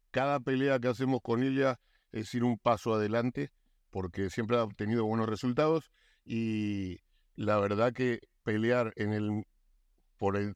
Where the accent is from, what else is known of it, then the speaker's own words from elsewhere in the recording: Bogotá, Colombia; now in Miami, United States; Yo soy de Bogotá.